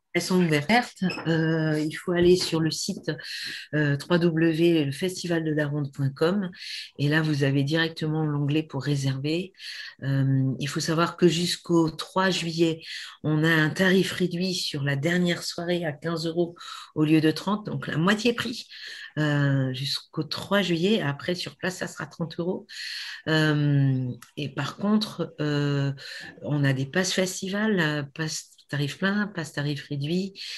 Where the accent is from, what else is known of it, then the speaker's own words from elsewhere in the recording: Brive-la-Gaillarde, Nouvelle-Aquitaine, France; also born or lived in Sarlat; now in Périgord, France; je suis née à Brive, mais ça fait 40 ans que j'habite ici.